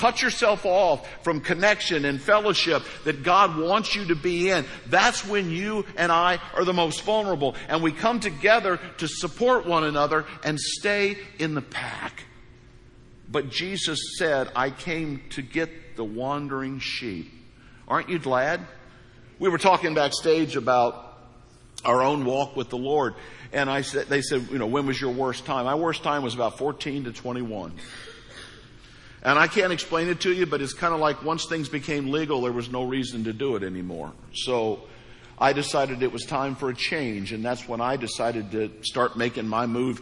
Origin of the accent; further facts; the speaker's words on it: Hawk Point, Missouri, United States; moved away; I'm from Hawk Point, Missouri. So things are different. Things were different there